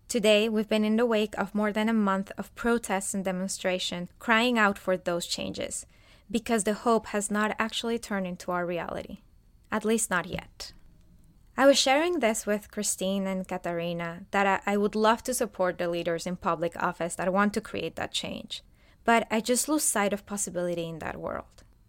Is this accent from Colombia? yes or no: yes; Colombia; moved away as an adult; now in United States; I am originally from Colombia, a beautiful country in South America